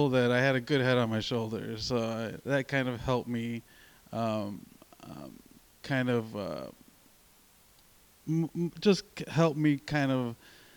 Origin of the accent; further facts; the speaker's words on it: Chicago, Illinois, United States; I grew up in Little Village